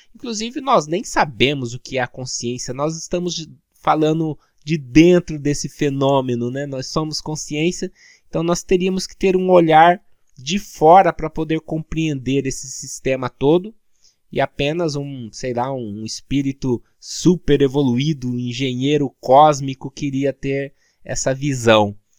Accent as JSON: {"language": "Portuguese", "country": "Brazil", "said": "como nós brasileiros"}